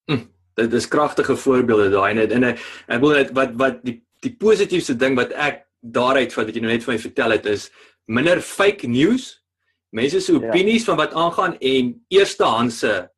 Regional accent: Parys, Free State, South Africa; moved away; Parys toe te gaan wat uh, ek beskou as my my tuisdorp nou maar daar in die Vrystaat

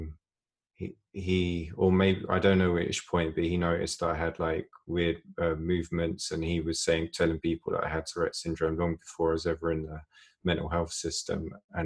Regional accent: London, United Kingdom; I grew up in a nice place, suburb of London

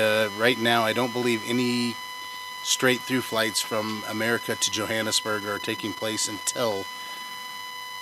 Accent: Arizona, United States; I'm from Arizona

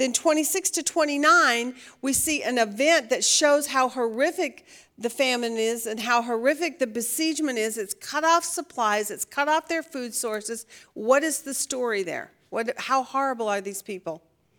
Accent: Oregon, United States; I should know this because I grew up in Oregon.

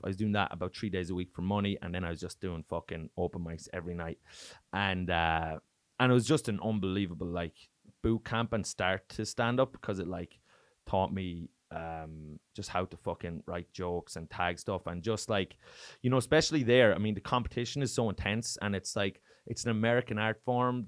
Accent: Ireland; accent: Irish; moved away as an adult; now in Oslo, Norway; growing up in Ireland

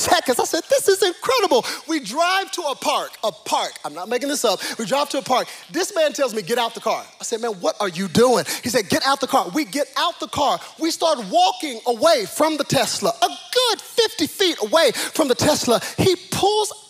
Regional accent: Cedar Hill, Texas, United States; I was born in Cedar Hill, not Preston Hollow

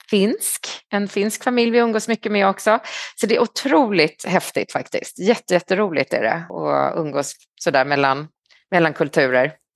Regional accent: Stockholm, Stockholm County, Sweden; moved away as an adult; also born or lived in Paris, France; now in China; Jag är stockholmare, född i Stockholm på Östermalm, bodde där till jag var 23

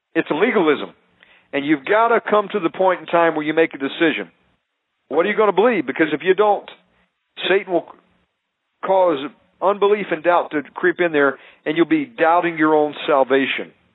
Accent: United States; I'm American

